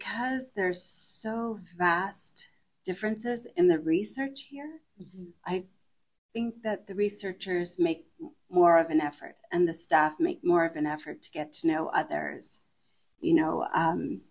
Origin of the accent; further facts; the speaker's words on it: West Kootenays, British Columbia, Canada; now in Calgary, Canada; I grew up in the West Kootenays. And then when I moved to Calgary